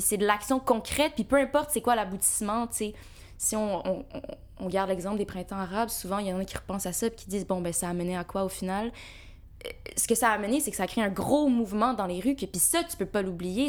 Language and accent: French; Montreal, Quebec, Canada; je suis née ici, puis mes parents sont euh, nés en Algérie